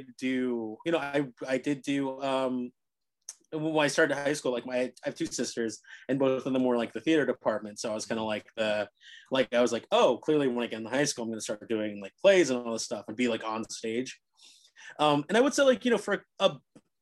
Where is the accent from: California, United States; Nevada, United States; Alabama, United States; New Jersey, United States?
New Jersey, United States; Cherry Hill; now in New York City, United States; growing up in Cherry Hill